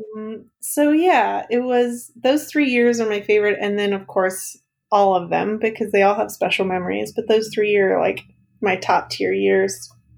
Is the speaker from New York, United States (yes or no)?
no; East Texas, United States; moved away as an adult; now in Kansas City, United States; I grew up in the Piney Hills region of East Texas